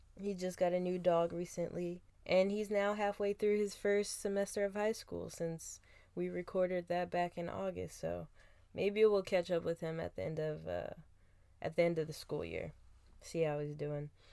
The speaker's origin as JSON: {"language": "English", "town": "Philadelphia", "region": "Pennsylvania", "country": "United States", "said": "I come from Philadelphia where tough roughness was like the love language"}